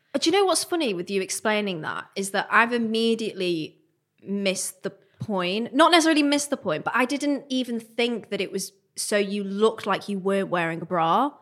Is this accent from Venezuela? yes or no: no; Manchester, North West England, United Kingdom; I'm from Manchester, I was at uni at the time